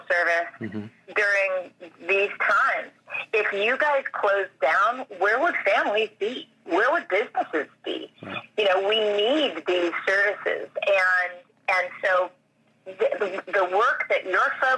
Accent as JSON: {"language": "English", "region": "New York", "country": "United States", "said": "I'm from New York"}